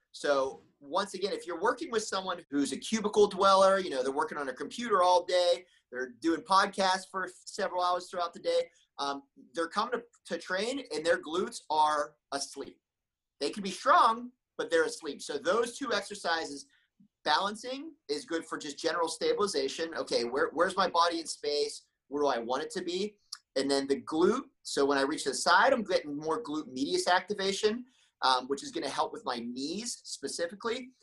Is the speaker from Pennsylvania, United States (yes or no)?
yes; Pennsylvania, United States; moved away as an adult; also born or lived in San Jose, California; now in Bay Area, United States; I grew up back in Pennsylvania when I was five years old